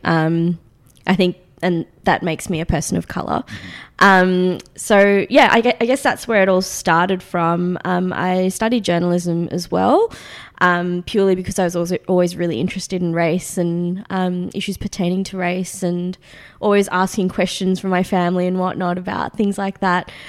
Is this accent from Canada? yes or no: no; Australia; accent: Australian; my Australian accent